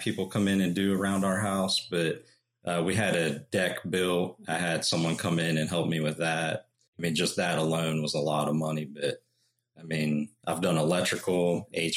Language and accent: English; Uniontown, Pennsylvania, United States; moved away as an adult; now in North Carolina, United States; I grew up in Uniontown, Pennsylvania, and I grew up in a home that was built in the early 1900s